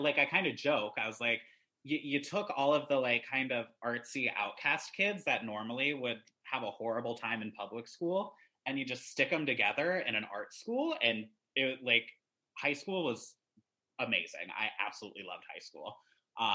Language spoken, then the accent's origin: English; Greensboro, North Carolina, United States; also born or lived in Ames, Iowa; I was born in Iowa. We lived there for quite a bit of my youth. But right around, I think it was like fourth or fifth grade, we moved to North Carolina for a job opportunity for my parents